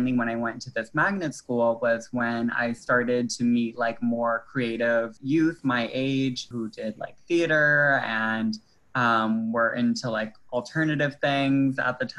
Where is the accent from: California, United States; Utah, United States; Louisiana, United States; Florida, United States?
Louisiana, United States; Metairie; also born or lived in New Orleans; They moved to Metairie maybe when I was like in the second grade, and then I spent like most of growing up in Metairie